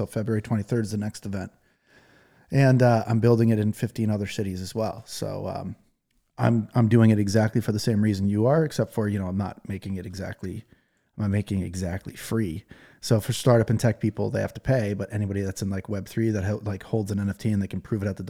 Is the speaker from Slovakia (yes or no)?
no; England, United Kingdom; I'm English. If I have my first language is English and theirs is Chinese, there's no way I'm getting by, you know?